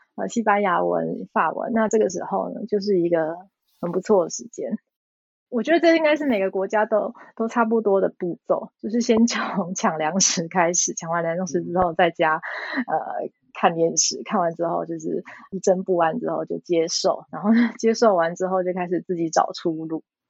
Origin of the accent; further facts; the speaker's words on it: Taiwan; now in Belgium; 我觉得我们台湾人的警觉性都算比较高